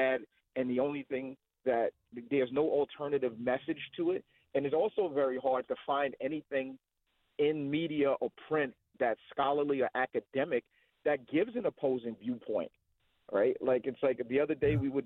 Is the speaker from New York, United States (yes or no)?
yes; New York City, New York, United States; I grew up in the Northeast Bronx.